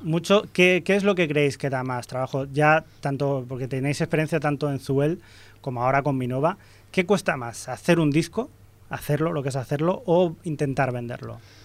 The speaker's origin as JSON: {"language": "Spanish", "town": "Ripollet", "region": "Catalonia", "country": "Spain", "tie": "born or raised there", "said": "de aquí, de mi pueblo de Ripollet, y hemos ido al instituto también"}